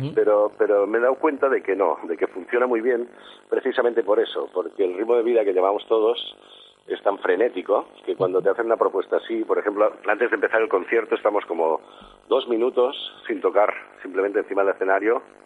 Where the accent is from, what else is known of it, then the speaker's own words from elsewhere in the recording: Sant Cugat del Vallès, Catalonia, Spain; de aquí, de mi pueblo, de San Cugat